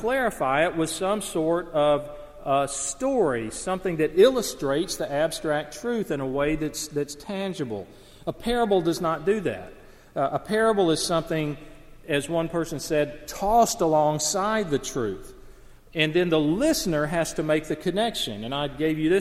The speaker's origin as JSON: {"language": "English", "region": "Alabama", "country": "United States", "tie": "born or raised there", "said": "I grew up in the Deep South in small Alabama town"}